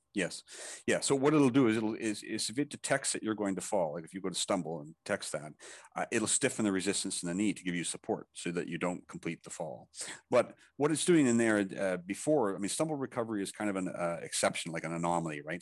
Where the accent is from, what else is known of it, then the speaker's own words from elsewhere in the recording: Canada; also born or lived in Thailand; I'm Canadian, but I, I, I live, uh, also in Thailand, so I'm back and forth